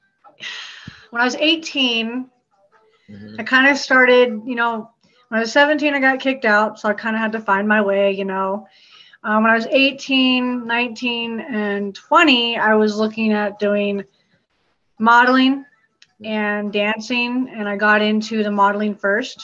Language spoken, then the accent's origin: English; Alaska, United States; moved away; I grew up in Alaska my whole life